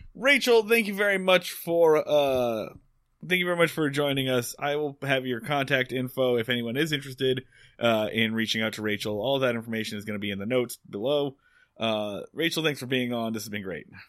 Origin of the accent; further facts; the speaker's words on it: Philadelphia, Pennsylvania, United States; Philadelphia, Pennsylvania.